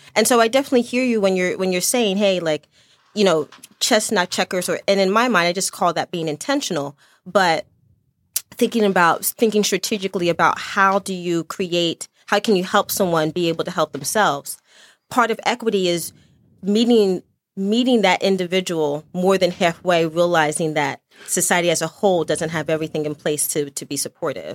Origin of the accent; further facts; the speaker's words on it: Chester, Pennsylvania, United States; also born or lived in Lancaster County, Pennsylvania; I was born in Chester, Pennsylvania, and, and all of my family are originally from Dutch country out in Lancaster, Pennsylvania